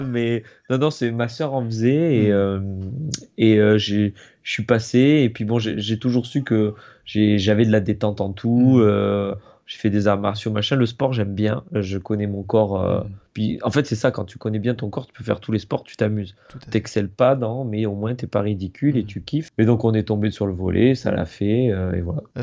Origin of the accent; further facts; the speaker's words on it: Montpellier, Occitania, France; je suis de Montpellier